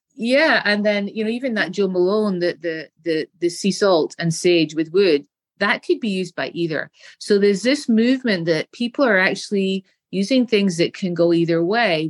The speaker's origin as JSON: {"language": "English", "region": "Scotland", "country": "United Kingdom", "tie": "born or raised there", "said": "As a little girl, growing up in Scotland, in the United Kingdom, we have very nice gardens with beautiful flowers"}